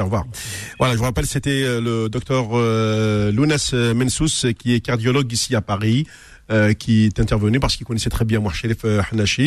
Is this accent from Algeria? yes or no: yes; Algeria; je suis algérien